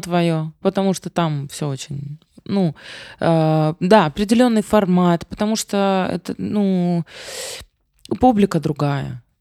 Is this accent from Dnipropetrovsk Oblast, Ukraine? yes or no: no; Odesa, Odesa Oblast, Ukraine; moved away; я одесситка